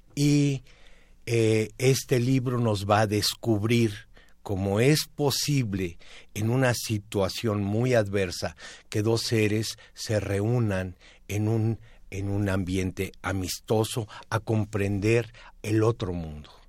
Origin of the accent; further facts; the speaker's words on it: Mexico; como mexicanos